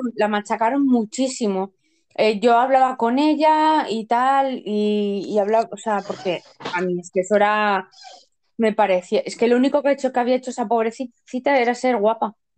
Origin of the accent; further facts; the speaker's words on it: Spain; Desde aquí como española básica